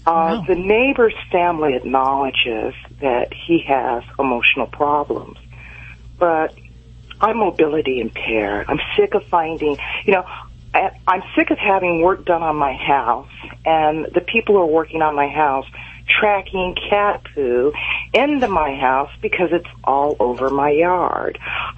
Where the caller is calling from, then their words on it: Los Angeles, California, United States; Los Angeles.